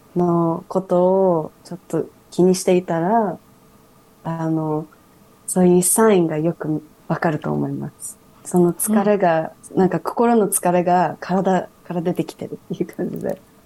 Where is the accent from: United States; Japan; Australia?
Australia; 私はオーストラリア育ちなのに